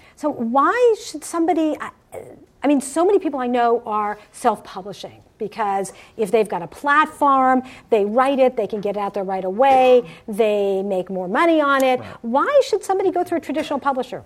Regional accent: Summit, New Jersey, United States; moved away; also born or lived in Cherry Hill, New Jersey; I grew up in Summit, New Jersey.

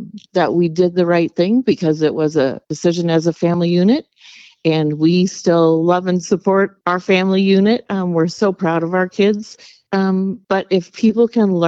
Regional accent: Lynden, Washington, United States; We were both raised in Lynden

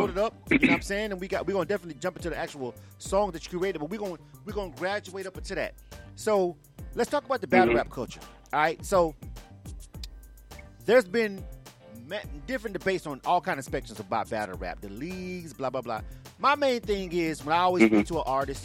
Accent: the South, United States; I'm from the South

